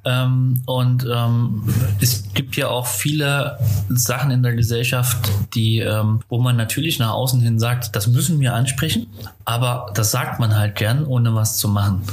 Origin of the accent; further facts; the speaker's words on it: Zwickau, Saxony, Germany; moved away as an adult; now in Cologne, Germany; ich bin äh, geboren in Zwickau